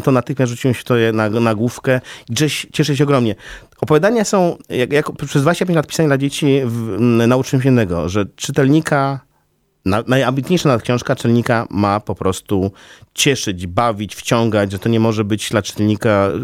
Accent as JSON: {"language": "Polish", "town": "Białystok", "region": "Podlaskie Voivodeship", "country": "Poland", "tie": "born or raised there", "moved": "as an adult", "lives_now": "Warsaw, Poland", "said": "jestem z urodzenia białostoczaninem"}